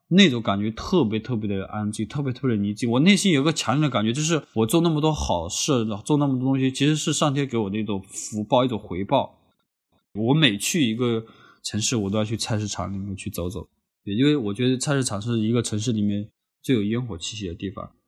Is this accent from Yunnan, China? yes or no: yes; Honghe, Yunnan, China; moved away as an adult; also born or lived in Lanzhou, Gansu; 我高中毕业之后也一直没出过红河